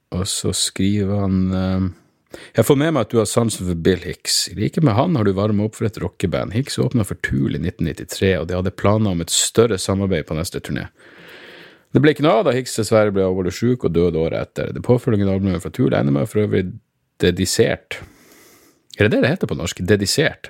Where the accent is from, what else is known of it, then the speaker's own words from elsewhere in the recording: Narvik, Nordland, Norway; heimbyen min